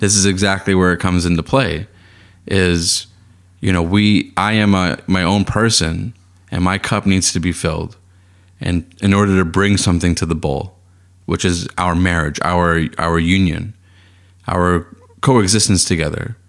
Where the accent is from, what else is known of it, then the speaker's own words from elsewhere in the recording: Boston, Massachusetts, United States; I grew up in Boston, in Boston, and then during my time at the Boston Public Schools